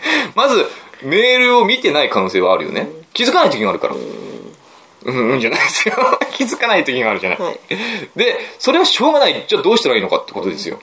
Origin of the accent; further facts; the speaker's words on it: Aomori, Japan; 地元の、僕の実家の町